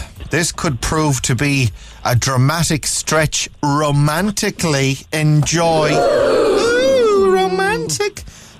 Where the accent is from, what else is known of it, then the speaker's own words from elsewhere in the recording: Ballina, Connacht, Ireland; moved away; I'm from Ballina as well.